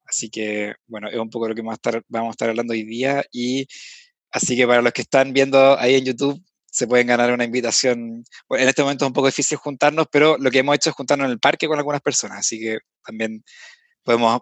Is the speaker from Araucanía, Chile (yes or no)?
no; Viña del Mar, Valparaíso, Chile; moved away as an adult; now in Santiago, Chile; ambos somos de Viña